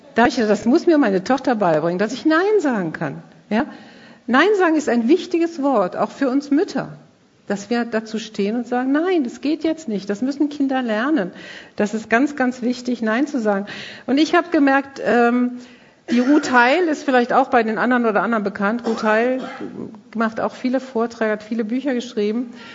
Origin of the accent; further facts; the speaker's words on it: Krefeld, North Rhine-Westphalia, Germany; bei uns in Krefeld